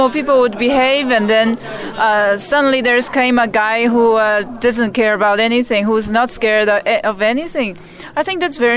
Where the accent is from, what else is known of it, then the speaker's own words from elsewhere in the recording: Shanghai, China; moved away; I came from Shanghai.